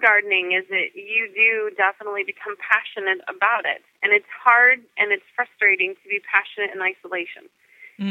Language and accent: English; California, United States; moved away as an adult; now in Northern Virginia, United States; I'm from California. I lived up and down the state of California for 17 years. So, you know, growing up, um, you always learn a little bit of Spanish.